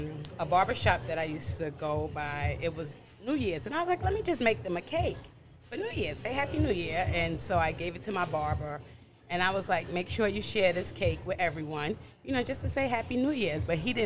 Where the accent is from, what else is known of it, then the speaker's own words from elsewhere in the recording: New York City, New York, United States; also born or lived in Brooklyn; I'm from Queens. I still live in Queens, but I was born and raised in Brooklyn. I was born in Brooklyn, and then I moved to Queens, and I've been in Queens since I was about 3 years old.